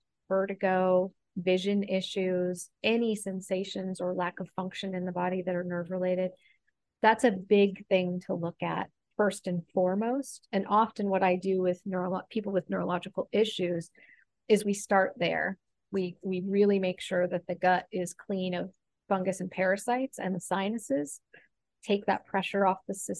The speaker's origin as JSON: {"language": "English", "region": "Oregon", "country": "United States", "tie": "born or raised there", "said": "I grew up in Oregon. So part of it was coming back to Oregon. I felt comfortable living here."}